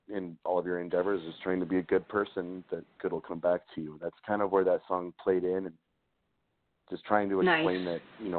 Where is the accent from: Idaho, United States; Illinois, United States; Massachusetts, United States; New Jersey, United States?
Idaho, United States; McCammon; now in Salt Lake City, United States; I actually grew up in a really, really small town in Idaho called McCammon.